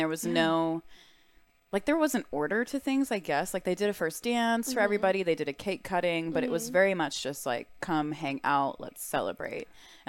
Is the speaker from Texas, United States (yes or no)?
yes; Texas, United States; I'm from Texas. I've had enough boots worn in my life. Yeah. Like, my family has a ranch.